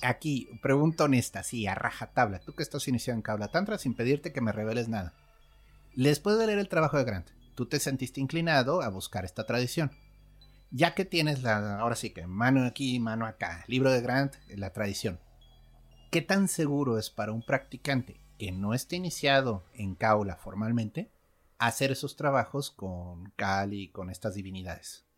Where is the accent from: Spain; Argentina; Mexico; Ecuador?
Mexico; aquí en México crecimos